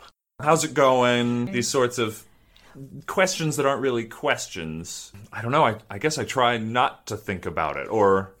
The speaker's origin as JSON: {"language": "English", "town": "Bloomington", "region": "Indiana", "country": "United States", "moved": "as an adult", "lives_now": "Germany", "said": "I'm from Bloomington, Indiana, and I've lived in Germany for on and off about 8 years at this point."}